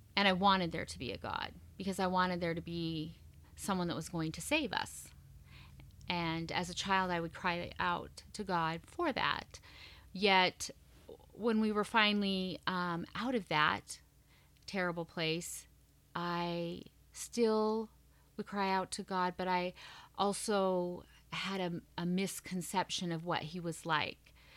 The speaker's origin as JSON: {"language": "English", "region": "Montana", "country": "United States", "moved": "yes", "said": "I'm originally from Montana"}